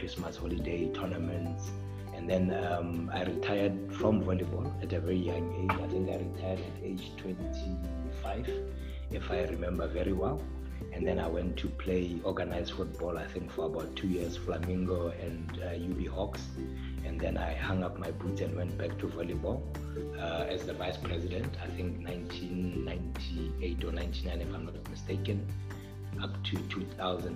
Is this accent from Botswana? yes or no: yes; Gaborone, South-East District, Botswana; also born or lived in Mutane; I was born in Gaborone, bred in Gaborone all my life.